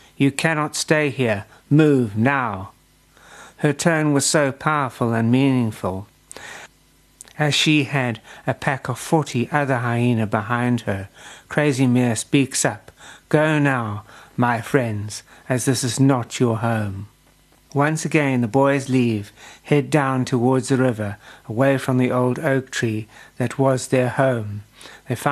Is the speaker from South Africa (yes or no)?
yes; South Africa; as a South African